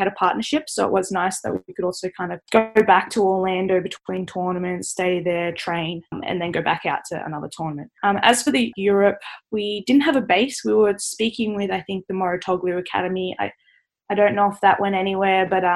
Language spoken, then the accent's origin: English; Australia; being Australian